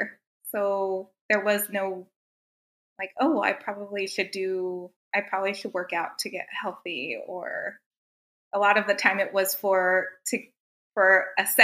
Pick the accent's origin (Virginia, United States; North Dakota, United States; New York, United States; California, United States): California, United States; Southern; moved away as an adult; now in San Antonio, United States; We live in San Antonio, but I came from California. So I was born and raised in Southern California